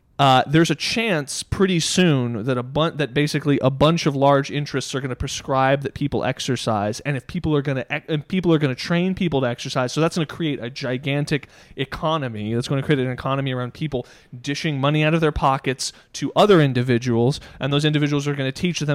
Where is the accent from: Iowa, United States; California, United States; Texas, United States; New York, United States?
Texas, United States; Dallas; We grew up in Dallas.